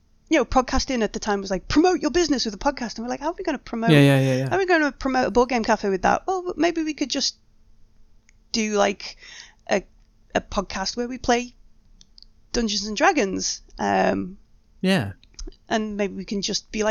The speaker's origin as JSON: {"language": "English", "country": "United Kingdom", "said": "We didn't actually ever get round to putting like the sponsorship on it because we're too British."}